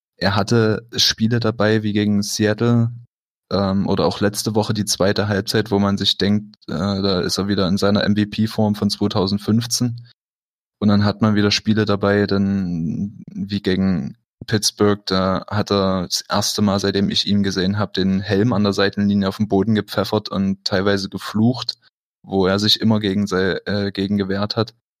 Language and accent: German; Dresden, Saxony, Germany; now in Berlin, Germany; komme ursprünglich aus Dresden.